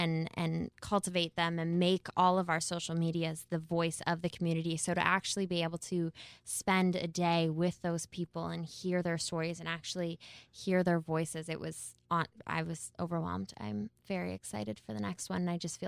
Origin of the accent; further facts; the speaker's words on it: Canada; I would like that to read proudly Canadian from now on.